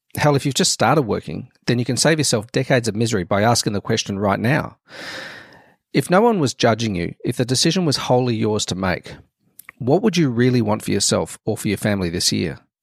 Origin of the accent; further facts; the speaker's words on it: Melbourne, Victoria, Australia; to set up the Melbourne branch, um, where I lived